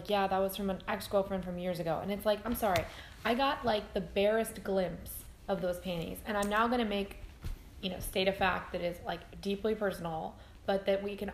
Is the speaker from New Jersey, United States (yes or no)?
yes; New Jersey, United States; also born or lived in San Francisco Bay Area; now in San Francisco, United States; I am from New Jersey